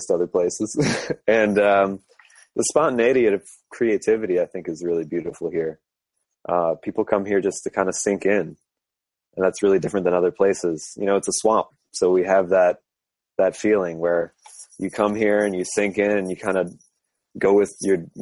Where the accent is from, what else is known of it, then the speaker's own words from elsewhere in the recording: New Orleans, Louisiana, United States; I'm from New Orleans